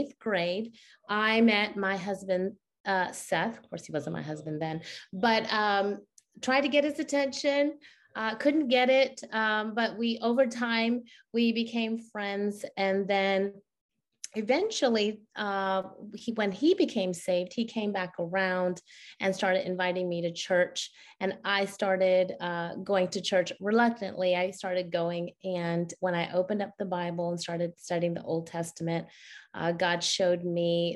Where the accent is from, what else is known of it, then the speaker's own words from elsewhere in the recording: Karachi, Sindh, Pakistan; now in United States; I was born in Karachi, Pakistan